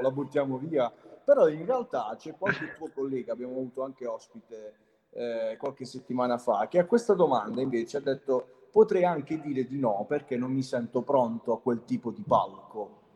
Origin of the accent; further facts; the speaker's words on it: Altamura, Apulia, Italy; io sono di Altamura